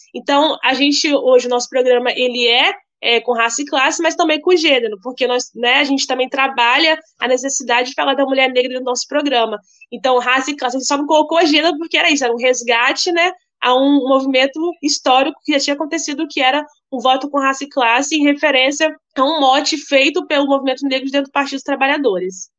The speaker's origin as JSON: {"language": "Portuguese", "town": "Cariacica", "region": "Espírito Santo", "country": "Brazil", "said": "sou de Cariacica, um município da Grande Vitória, né, no estado do Espírito Santo e moradora de uma periferia, é, Padre Gabriel"}